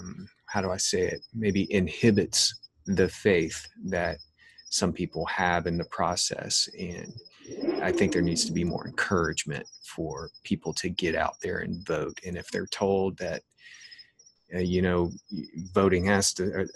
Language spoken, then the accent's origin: English; United States; we as American citizens